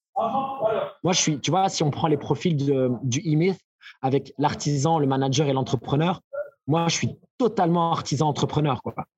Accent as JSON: {"language": "French", "country": "Belgium", "said": "chez nous, en Belgique"}